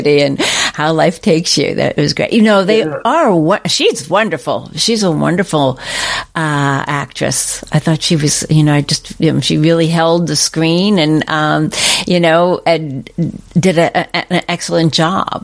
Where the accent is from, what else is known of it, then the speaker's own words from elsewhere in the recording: Mountain Lakes, New Jersey, United States; moved away as an adult; also born or lived in Ohio; I'm from New Jersey originally, born